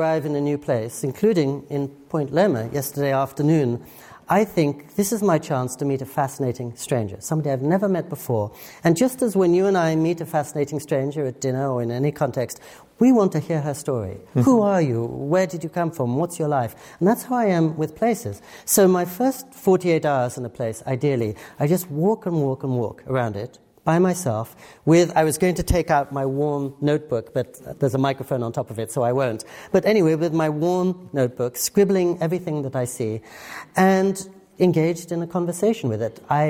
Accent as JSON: {"language": "English", "region": "England", "country": "United Kingdom", "tie": "born or raised there", "said": "Growing up in England, I never learned to type."}